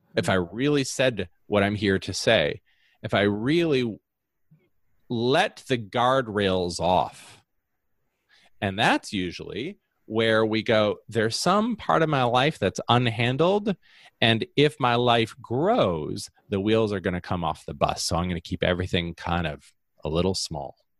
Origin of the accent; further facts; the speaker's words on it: Holland, Michigan, United States; I grew up uh, in a incredibly homogeneous society uh, of Holland, Michigan. I was born in Holland, Michigan